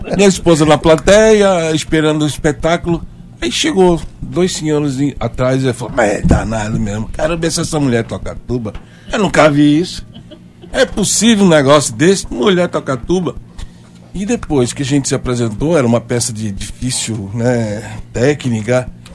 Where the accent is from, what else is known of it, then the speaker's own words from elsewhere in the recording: São Bernardo do Campo, São Paulo, Brazil; moved away as an adult; now in Paraíba, Brazil; eu vim de São Paulo, eu sou de São Bernardo do Campo, terra lá dos automóveis